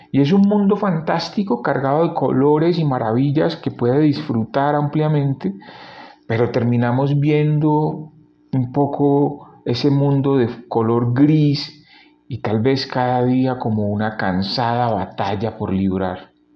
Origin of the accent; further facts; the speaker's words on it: Cali, Valle del Cauca, Colombia; como decimos en mi ciudad natal, en Cali